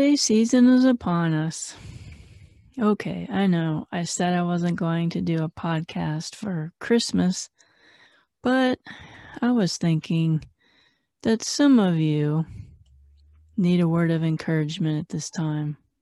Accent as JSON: {"language": "English", "town": "Phoenix", "region": "Arizona", "country": "United States", "said": "I'm from Phoenix"}